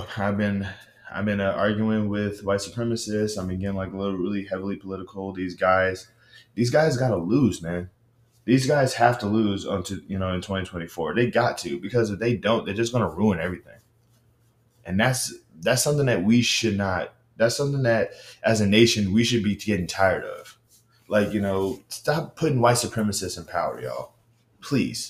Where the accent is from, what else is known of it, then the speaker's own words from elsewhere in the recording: Baton Rouge, Louisiana, United States; I'm from Baton Rouge, Louisiana